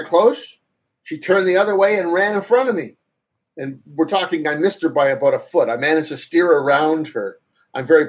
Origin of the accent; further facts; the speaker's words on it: Toronto area, Ontario, Canada; I went to the new university called York University, for those that know Toronto or Ontario